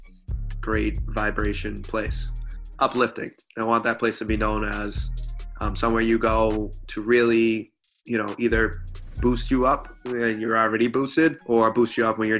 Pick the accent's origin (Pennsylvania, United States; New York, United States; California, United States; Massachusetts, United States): Massachusetts, United States; Stoughton; now in Bridgewater, United States; I grew up in Stowe, Massachusetts.